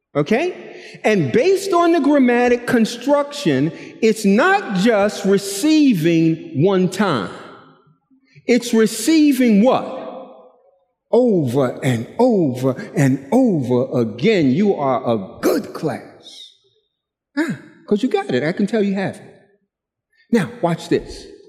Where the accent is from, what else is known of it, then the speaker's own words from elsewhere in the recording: New York City, New York, United States; I'm from Brooklyn